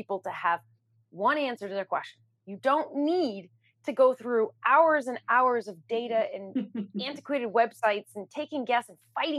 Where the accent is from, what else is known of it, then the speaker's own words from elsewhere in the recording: New York City, New York, United States; I'm a New Yorker